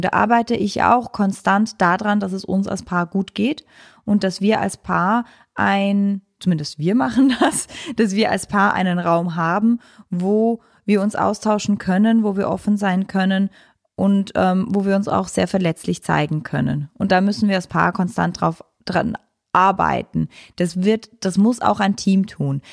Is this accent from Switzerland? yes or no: yes; Switzerland; ich als Schweizerin